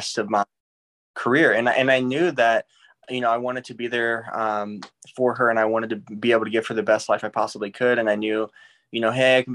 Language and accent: English; St. Louis, Missouri, United States; I grew up in St. Louis, Missouri, and that's where I was born and raised